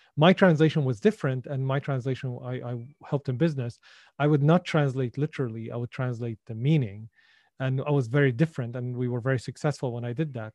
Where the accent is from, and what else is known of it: Syria; born or raised there; English is a second language; moved away